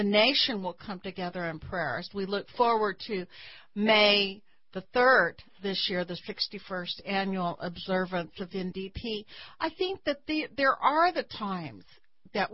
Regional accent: Texas, United States; as a Texan

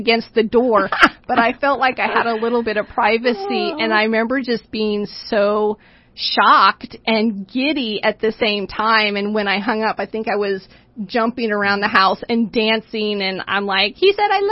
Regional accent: Los Alamos, New Mexico, United States; moved away as an adult; also born or lived in Nevada; So I moved from Los Alamos, New Mexico

